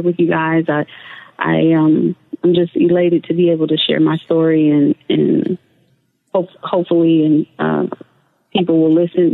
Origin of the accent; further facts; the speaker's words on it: Oakland, California, United States; moved away; also born or lived in Fremont, California / Denver, Colorado / North Carolina; I was born in Fremont, California, and I grew up in the Bay Area in Oakland